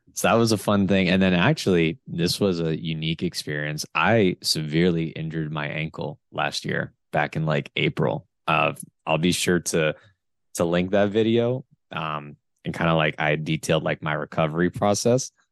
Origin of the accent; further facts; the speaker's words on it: Florida, United States; I'm from Florida.